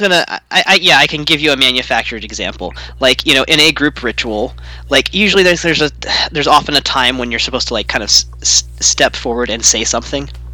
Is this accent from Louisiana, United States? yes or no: yes; Louisiana, United States; now in Pacific Northwest, United States; I'm in the Pac Northwest now, but I'm from Louisiana, but my family's only really been from there for like a hundred years.